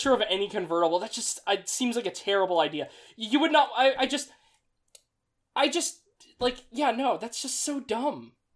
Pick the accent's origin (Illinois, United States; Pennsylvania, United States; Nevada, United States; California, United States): Nevada, United States; Las Vegas; now in East Coast, United States; I am from Vegas